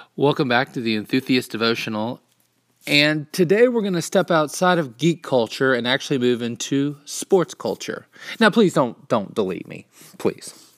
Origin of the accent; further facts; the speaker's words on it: Kansas City, Missouri, United States; I was born in Kansas City, um, on the Missouri side.